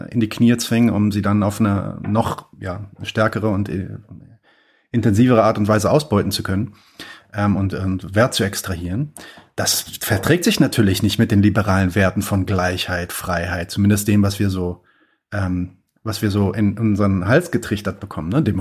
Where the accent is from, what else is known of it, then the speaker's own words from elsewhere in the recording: Palestine; now in Germany; Ähm, was, was machen wir denn vor allem als Palästinenser? Ähm, weil wir, wir sind natürlich in einer, in einer, in einer ähm, in Deutschland zumindest in einer krassen Situation